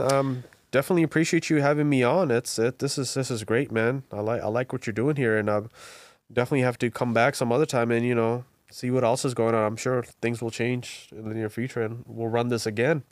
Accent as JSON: {"language": "English", "country": "Bangladesh", "tie": "born or raised there", "moved": "yes", "lives_now": "Virginia, United States", "said": "I was born and raised in Bangladesh"}